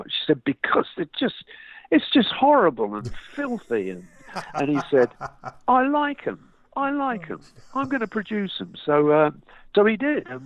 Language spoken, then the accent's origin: English; London, United Kingdom; Bobby, uh, Bobby and uh, Bob Suffolk and Bryn, the drummer, were all from South London, but I, I was from North.